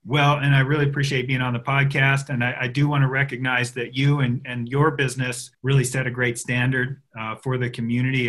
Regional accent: Jackson, Wyoming, United States; I grew up on Heck of a Hill on a one and quarter acre lot

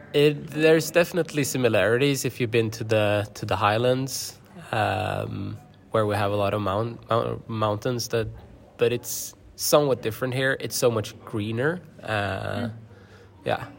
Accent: Gothenburg, Västra Götaland, Sweden; I am from Gothenburg, Göteborg, in Sweden

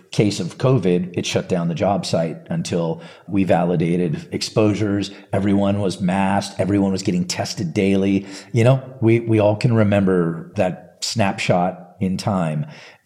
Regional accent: California, United States; I grew up in California, both Northern and Southern California

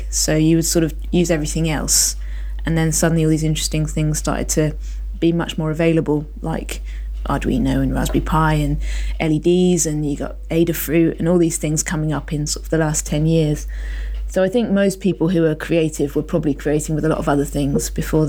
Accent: Isle of Man; I grew up on the Isle of Man, which not a particularly open place for people to turn up. As I grew up, I moved there when I was 14

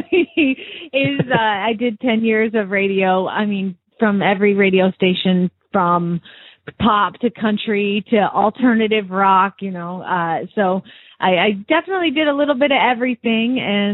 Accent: East Coast, United States; now in West Coast, United States; I was from the East Coast, and moving out here to the West Coast

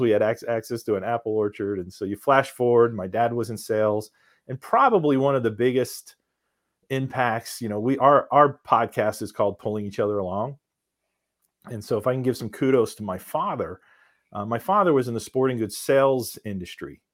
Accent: Philadelphia, Pennsylvania, United States; we're from Philadelphia

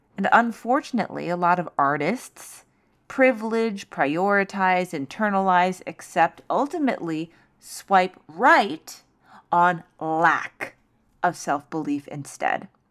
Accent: New York City, New York, United States; as a New Yorker

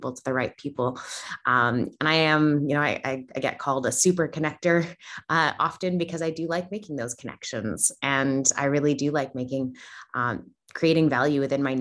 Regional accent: Canada; moved away as an adult; now in Australia; You may notice that I don't sound Australian. I'm originally from Canada. I moved to Australia about 7 years ago.

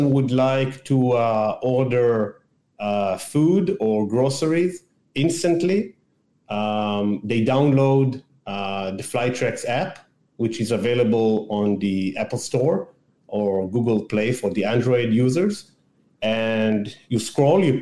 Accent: Israel; also born or lived in Massachusetts, United States / Washington, D.C., United States; So I'm born and raised in Israel in a small town outside of Tel Aviv.

